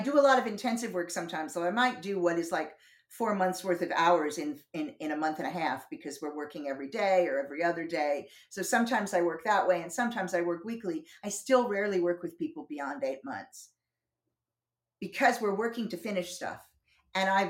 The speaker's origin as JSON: {"language": "English", "region": "New Jersey", "country": "United States", "tie": "born or raised there", "also_born_or_lived": "Boston / North Carolina / Southern California", "moved": "as an adult", "lives_now": "London, United Kingdom", "said": "I've been here 32 years. But I grew up in New Jersey"}